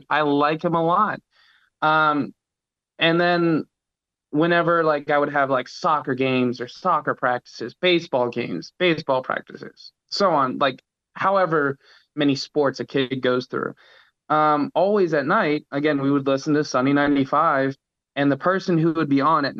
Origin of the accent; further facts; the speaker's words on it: Pickerington, Ohio, United States; now in Albany, United States; I'm from Pickerington, Ohio, born and raised, great little suburb